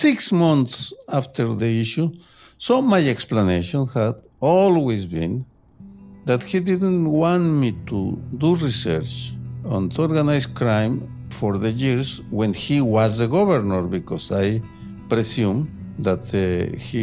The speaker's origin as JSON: {"language": "English", "town": "Guadalajara", "region": "Jalisco", "country": "Mexico", "tie": "born or raised there", "moved": "yes", "said": "I grew up in violence, in political violence, in my hometown of Guadalajara, and I had to leave my hometown because I received death threats"}